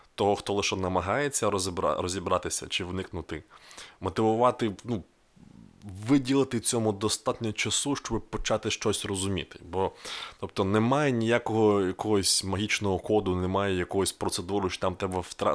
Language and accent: Ukrainian; Rivne, Rivne Oblast, Ukraine; в моєму рідному місті